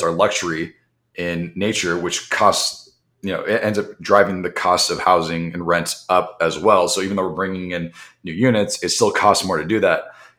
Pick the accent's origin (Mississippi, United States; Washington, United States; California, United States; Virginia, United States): California, United States; Los Angeles; I grew up in the Valley. The Valley was suburbia. This was early 90s. It was very suburban, very detached from the city.